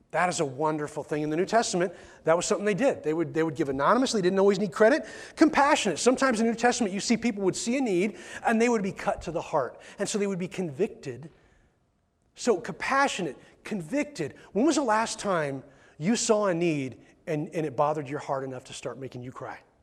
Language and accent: English; McMinnville, United States; I was born in McMinnville Hospital